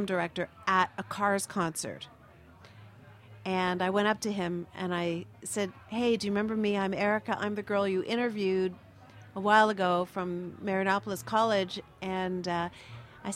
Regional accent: Montreal, Quebec, Canada; I grew up in Montreal

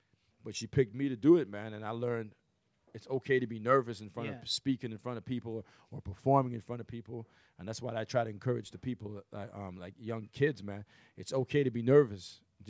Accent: Toronto, Ontario, Canada; also born or lived in North York; North York was like Don Mills and Shepherd for a while, then deeper into Scarborough after that.

